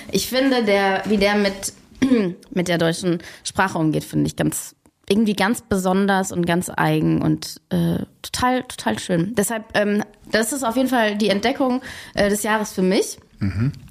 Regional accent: Switzerland; Ich bin ja auch Schweizerin.

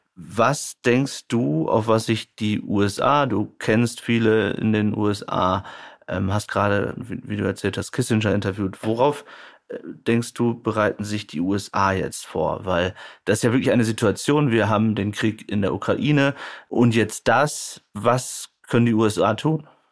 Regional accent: Germany; wir als Deutsche

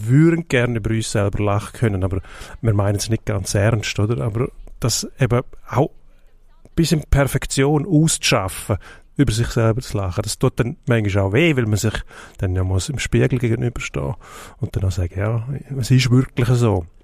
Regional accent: Switzerland; Jetzt, jetzt sind wir Schweizer

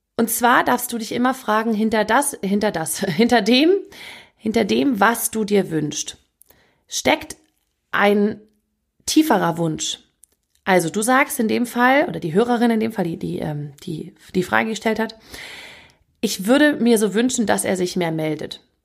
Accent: Northern Germany, Germany; wie man bei uns im Norden sagt

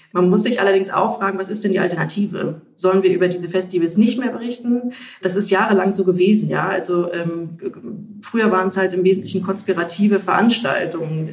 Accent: Ostritz, Saxony, Germany; Das ist meine Heimat. Ich kenne die Menschen hier.

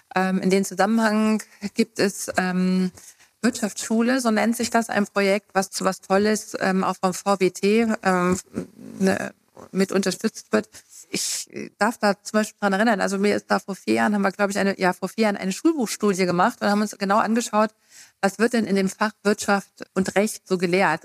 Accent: Hesse, Germany; moved away as an adult; now in Thuringia, Germany; ich bin ja Westdeutscher, also ich komme aus Hessen und bin eben 92 nach dem Studium nach Thüringen gekommen

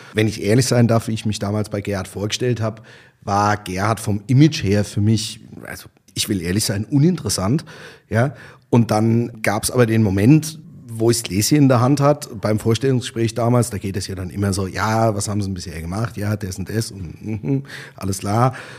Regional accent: Bechtheim, Rhineland-Palatinate, Germany; moved away as an adult; also born or lived in Austria; ich bin aus Bechtem

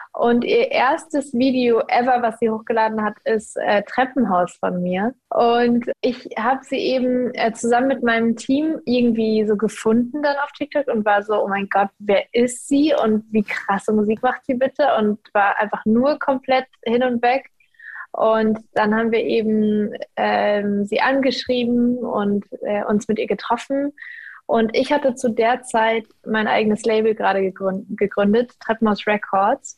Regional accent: Kassel, Hesse, Germany; ich denke total gerne an meine Jugend in Kassel zurück

